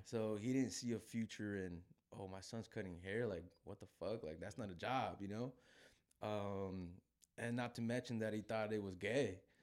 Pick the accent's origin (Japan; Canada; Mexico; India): Mexico; Guadalajara, Jalisco; I'm from Guadalajara